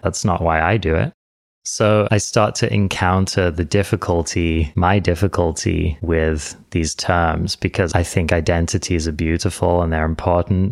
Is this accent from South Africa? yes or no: no; England, United Kingdom; I was born in England. I'm English.